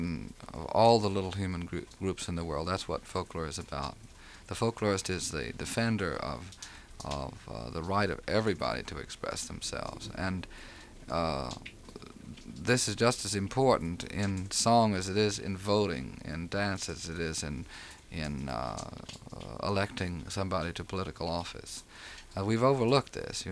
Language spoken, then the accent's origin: English; United States; moved away as an adult; my own native heath, which is somewhere in between Memphis, Tennessee, and Austin, Texas